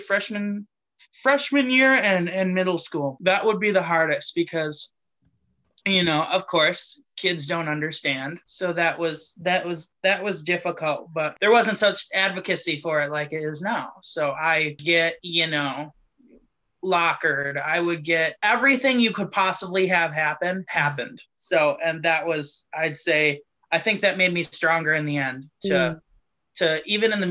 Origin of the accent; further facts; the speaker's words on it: Greenville, Wisconsin, United States; also born or lived in Appleton, Wisconsin; I grew up in Greenville, Wisconsin, which is kind of rural, suburby, country-ish